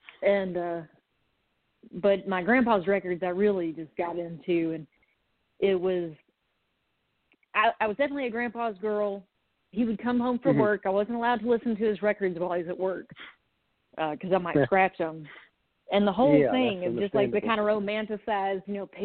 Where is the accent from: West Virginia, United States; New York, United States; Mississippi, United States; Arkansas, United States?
Arkansas, United States; Conway; also born or lived in Little Rock, Arkansas; I'm from Arkansas. I was born in Little Rock, and I grew up mainly in Conway, that's just outside of Little Rock